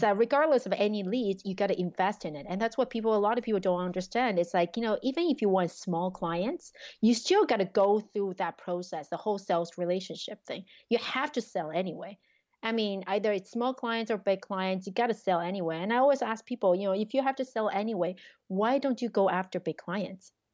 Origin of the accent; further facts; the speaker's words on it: Taiwan; also born or lived in Quebec, Canada; now in Canada; I grew up in Taiwan